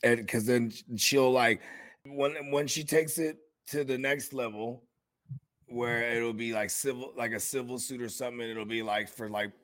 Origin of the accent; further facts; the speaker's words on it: California, United States; I'm from Cali